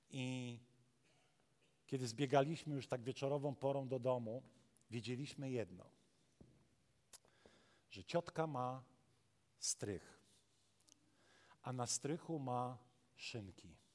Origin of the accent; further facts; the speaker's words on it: Warmian-Masurian Voivodeship, Poland; now in Pszów, Poland; I wiecie, ja jestem z Mazur. Właściwie to ja nie wiem skąd jestem, bo dla Mazurów jestem Ślązakiem, dla Ślązaków jestem Gorolem.